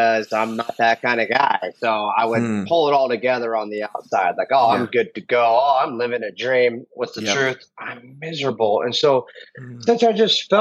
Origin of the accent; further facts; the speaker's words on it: United States; I'm a Christian because I'm American